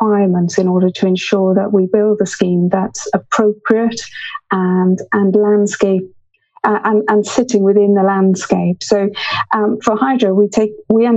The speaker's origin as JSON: {"language": "English", "region": "West Wales", "country": "United Kingdom", "tie": "born or raised there", "said": "I grew up in West Wales, surrounded by beautiful coast and countryside"}